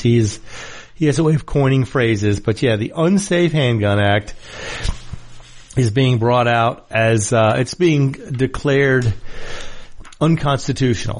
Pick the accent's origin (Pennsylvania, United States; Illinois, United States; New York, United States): New York, United States; moved away; I'm a New Yorker originally